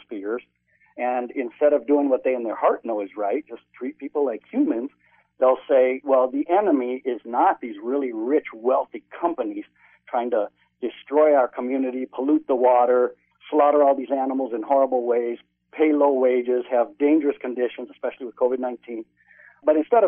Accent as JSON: {"language": "English", "country": "United States", "tie": "born or raised there", "said": "I was born in the United States"}